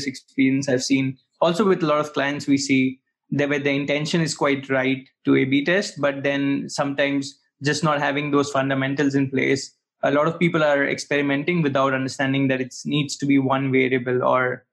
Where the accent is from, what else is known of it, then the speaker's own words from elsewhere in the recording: Bharuch, Gujarat, India; moved away as an adult; now in Berlin, Germany; I'm actually coming from Bharuch, which is a small town in Western India. And I came to Germany for my master's